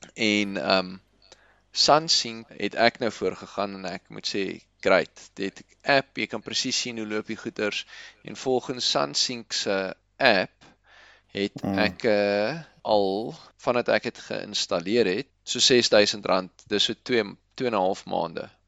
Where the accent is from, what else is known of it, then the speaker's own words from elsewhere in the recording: South Africa; Ons is Suid-Afrikaners